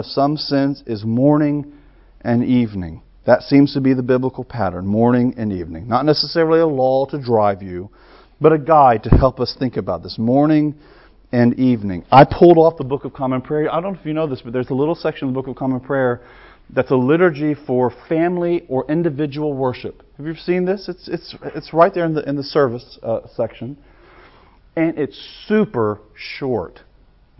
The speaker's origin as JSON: {"language": "English", "region": "the South", "country": "United States", "said": "I'm a Southerner"}